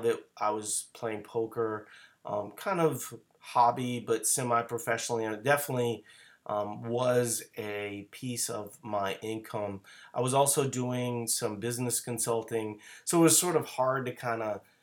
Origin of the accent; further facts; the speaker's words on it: New Orleans, Louisiana, United States; moved away; I'm originally from New Orleans